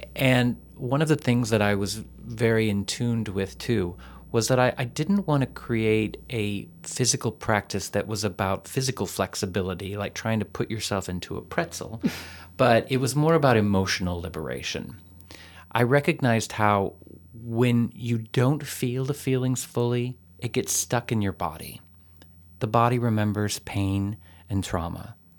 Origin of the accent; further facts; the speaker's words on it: Texas, United States; moved away; a boy growing up in Texas